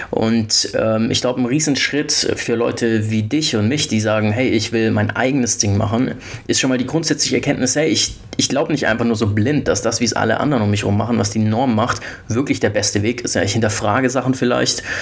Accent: Stuttgart, Baden-Württemberg, Germany; ich bin 28 Jahre alt und äh, ich komme eigentlich aus Stuttgart, habe aber ein paar Jahre in den USA studiert mit 20

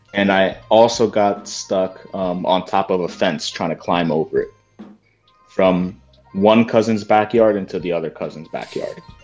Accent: New Jersey, United States; me being from Jersey

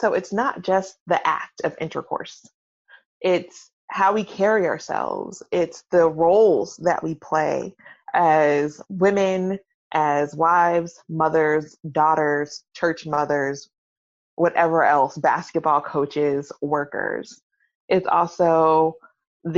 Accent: Atlanta, Georgia, United States; I'm from Atlanta, so I am a recovering Baptist.

